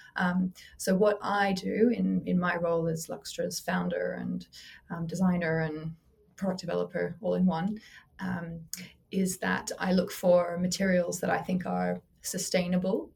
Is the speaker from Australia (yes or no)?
yes; Australia; now in London, United Kingdom; I grew up in Australia, but I'm based in London.